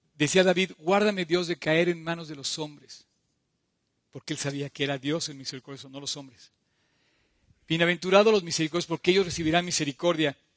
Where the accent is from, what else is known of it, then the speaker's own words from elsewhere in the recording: Mexico; somos mexicanos, tenemos un hogar